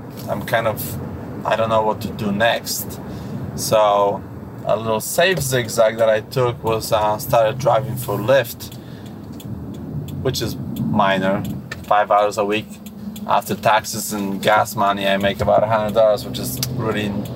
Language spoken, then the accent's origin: English; Poland; moved away as an adult; also born or lived in Boston / Lowell; now in Massachusetts, United States; I was born and raised in Poland, and I came to US when I was 22